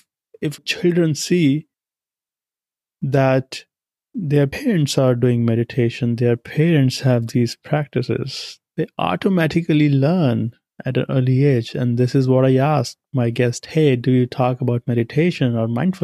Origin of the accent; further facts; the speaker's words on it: India; moved away as an adult; now in United States; I come from India